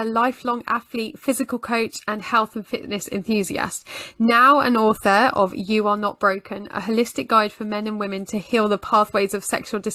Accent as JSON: {"language": "English", "country": "United Kingdom", "said": "being British, we don't like to talk about things like this."}